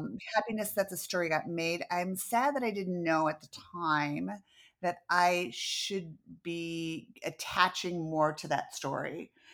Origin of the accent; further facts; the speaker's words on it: Downers Grove, Illinois, United States; also born or lived in Venice, California; now in Charlotte, United States; I grew up in Downers Grove, uh, with a lotta trees.